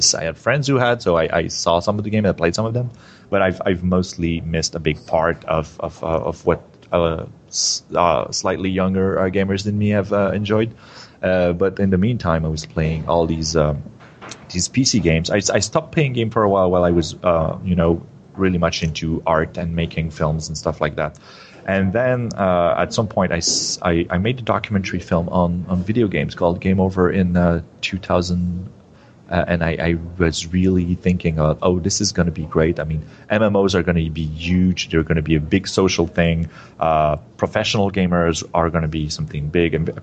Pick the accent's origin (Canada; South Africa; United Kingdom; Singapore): Canada; Quebec; English is a second language; I'm French Canadian